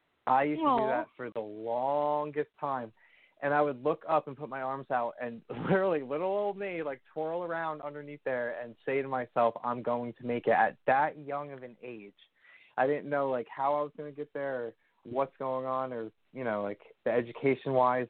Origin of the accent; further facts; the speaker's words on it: Washington, New Jersey, United States; also born or lived in Schenectady, New York; from preschool up until graduating high school, my whole life was in Washington, New Jersey